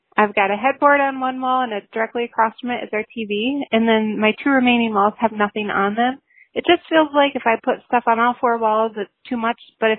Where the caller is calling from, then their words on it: Minnesota, United States; I'm calling from Minnesota.